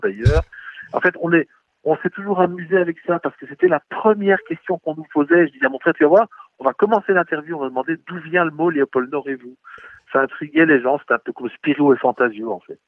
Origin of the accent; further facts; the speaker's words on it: Belgium; on est des Belges